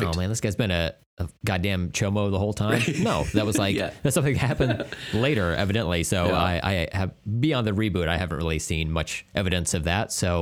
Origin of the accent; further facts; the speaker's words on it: United States; We're American.